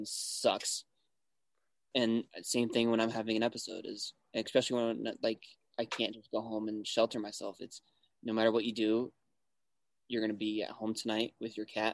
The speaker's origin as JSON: {"language": "English", "region": "Wyoming", "country": "United States", "tie": "born or raised there", "also_born_or_lived": "Cheyenne, Wyoming", "moved": "yes", "said": "growing up in Wyoming"}